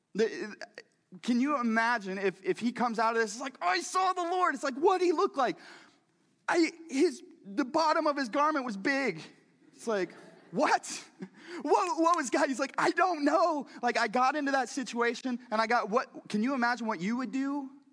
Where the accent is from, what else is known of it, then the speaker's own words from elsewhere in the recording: Missouri, United States; I'm from Missouri too